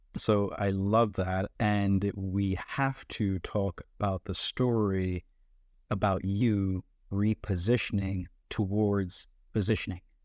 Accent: Jamaica; I am born and raised in Jamaica

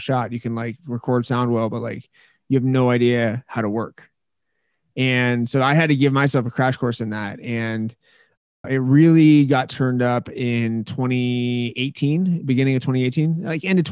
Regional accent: Menlo Park, California, United States; now in Colorado, United States; I was born in Menlo Park, California

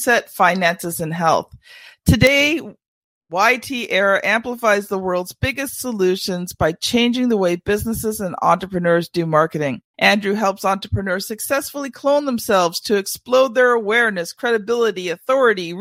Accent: Ontario, Canada; I'm Canadian

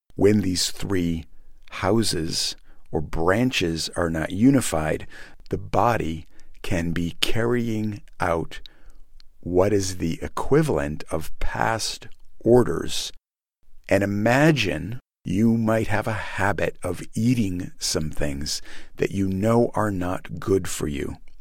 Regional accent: United States

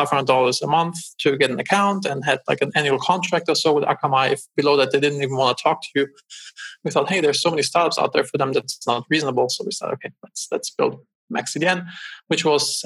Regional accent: Germany; moved away as an adult; also born or lived in Los Angeles, United States; now in United States; I'm originally from Germany.

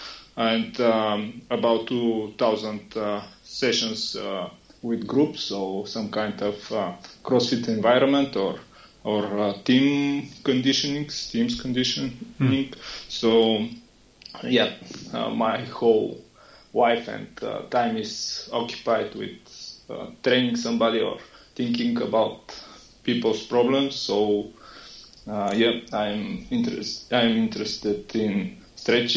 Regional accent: Bulgaria; from Bulgaria.

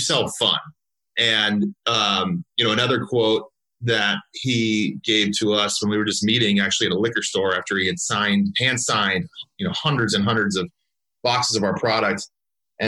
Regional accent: Southern California, United States; I grew up actually in Southern California. I lived there my whole life through undergrad

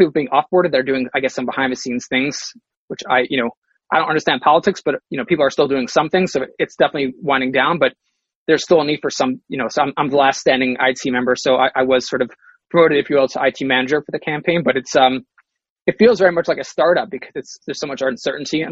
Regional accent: New York City, New York, United States; When I was like a little kid, I grew up in Brooklyn.

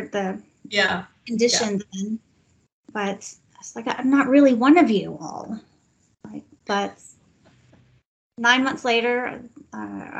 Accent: Texas, United States; moved away as an adult; also born or lived in New Orleans; when you grow up in Texas

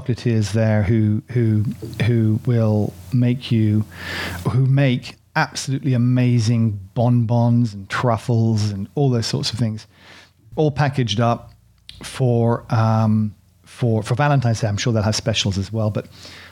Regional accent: United Kingdom; I'm British, you know, innit, bruv.

